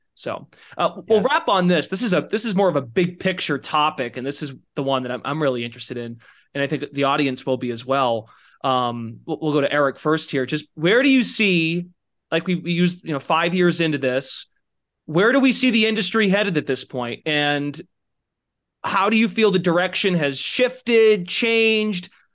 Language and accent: English; Massachusetts, United States; I'm from Massachusetts